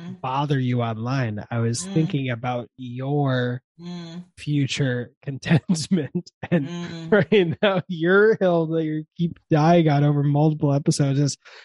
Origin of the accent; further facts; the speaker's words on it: Chicago, Illinois, United States; I'm from Chicago, where we say front room instead of front room.